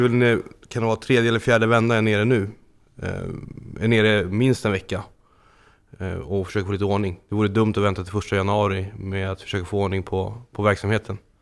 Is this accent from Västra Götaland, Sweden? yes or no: no; Stockholm, Stockholm County, Sweden; moved away as an adult; now in Landskrona, Sweden; uppvuxen i Stockholm, norra förorterna, längst ut på blåa linjen